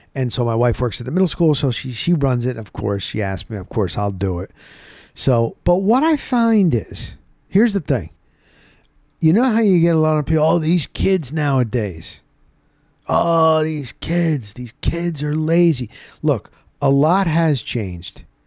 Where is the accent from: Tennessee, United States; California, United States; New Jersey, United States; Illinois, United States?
New Jersey, United States; Rockaway; moved away; There was a mall where I grew up in New Jersey called Rockaway Town Square. It's in Morris County, New Jersey.